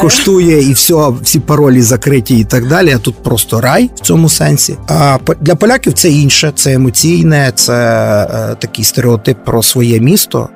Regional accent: Lviv, Lviv Oblast, Ukraine; львів'янин в першому поколінні. Мої батьки Старосамбірського району

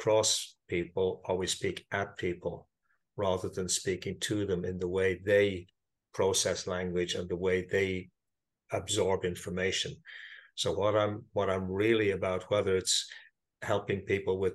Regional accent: Ireland; I am Irish. I live in Dublin

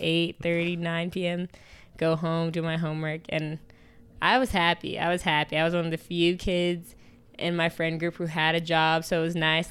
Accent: New York, United States; I'm from New York. I grew up in, like, a very predominantly, like, w, uh, white area.

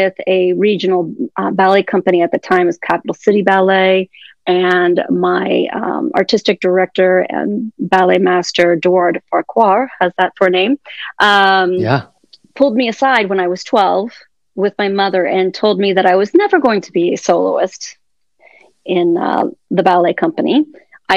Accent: Columbus, Ohio, United States; also born or lived in Fort Lauderdale, Florida; now in Miami, United States; I grew up in Columbus, Ohio

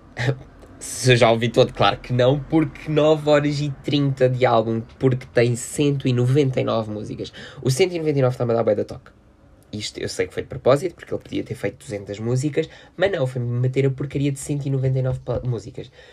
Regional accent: Loulé, Algarve, Portugal; festa da Mãe Soberana, aqui da minha terrinha

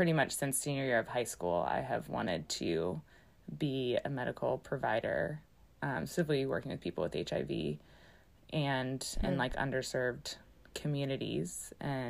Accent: Connecticut, United States; I grew up in Connecticut, but culturally was more Southern

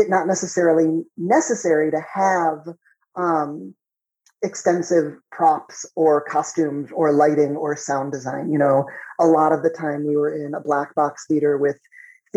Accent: Chicago, Illinois, United States; I grew up just outside of Chicago

